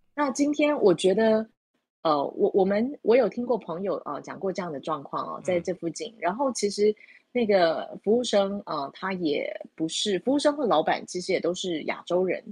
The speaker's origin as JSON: {"language": "Chinese", "country": "Taiwan", "said": "我们台湾人做法不太一样"}